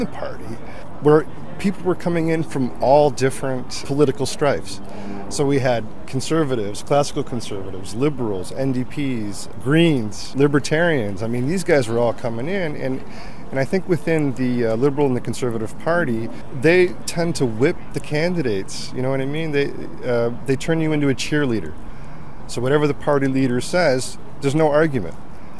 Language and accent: English; Canada; I was born and raised in Canada